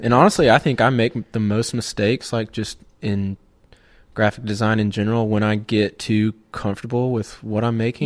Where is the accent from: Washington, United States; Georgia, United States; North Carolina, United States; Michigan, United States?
Georgia, United States; right outside of Auburn; I grew up in Georgia, right outside of Auburn, in a no-name town